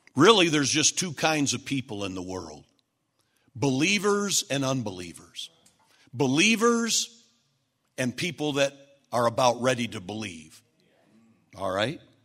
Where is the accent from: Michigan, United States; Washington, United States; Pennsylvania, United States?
Michigan, United States; Flint; now in Dallas, United States; we're from Flint, we're the Flintstones.